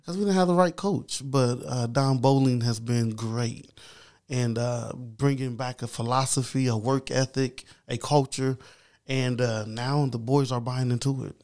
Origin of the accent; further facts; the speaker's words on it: Anderson, Indiana, United States; I am, uh, from Madison County. Been born and raised here.